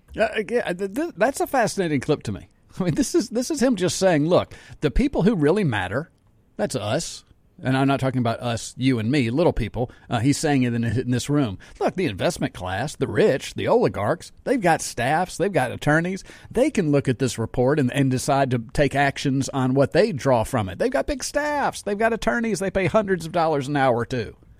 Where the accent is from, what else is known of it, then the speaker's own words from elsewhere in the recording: Jackson, Mississippi, United States; I live in Jackson. I grew up in Jackson.